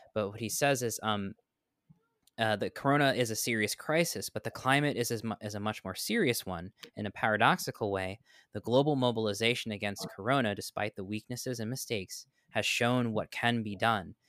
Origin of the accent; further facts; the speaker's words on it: New York, United States; now in Florida, United States; I grew up in New York